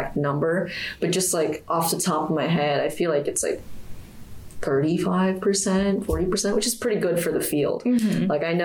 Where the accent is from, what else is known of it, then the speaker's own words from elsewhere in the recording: Sacramento, California, United States; also born or lived in Temple, Texas / Tampa, Florida; now in Gainesville, United States; I was born in Temple, Texas, and I was raised in Sacramento, California. And presently, I'm from Tampa, Florida, but I'm living in Gainesville